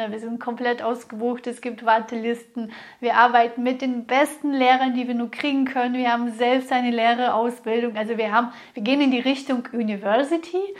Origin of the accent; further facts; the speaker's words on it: Russia; born there; ich wurde in Russland geboren, in einer ja schon intellektuellen Familie, aber wir hatten gar kein Geld. Ich weiß noch, wie es war, in den Geschäften anzustehen, um 250 Grad Butter zu bekommen.